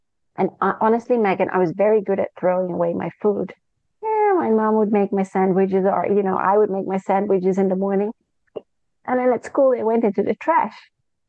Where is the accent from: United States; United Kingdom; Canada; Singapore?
Singapore; also born or lived in Malaysia; And I grew up in Singapore and Malaysia with my parents and my sister.